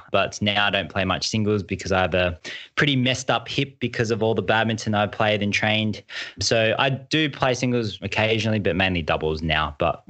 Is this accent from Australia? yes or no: yes; Bendigo, Victoria, Australia; also born or lived in Malaysia; So I was born in Malaysia and I was only 4 months old when my parents migrated to Australia. And I grew up in Bendigo, which is about 2 hours from Melbourne.